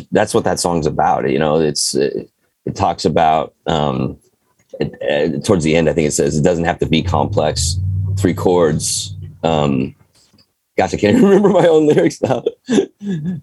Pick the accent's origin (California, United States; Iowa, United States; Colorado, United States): California, United States; moved away; I've lived all over the place, but I'm back in California and I was raised in California